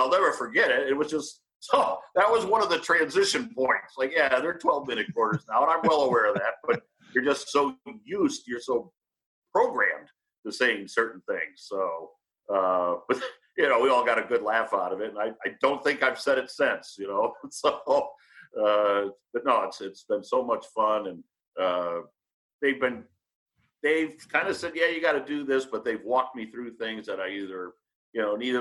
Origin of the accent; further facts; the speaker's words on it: New England, United States; now in Ohio, United States; I'm from New England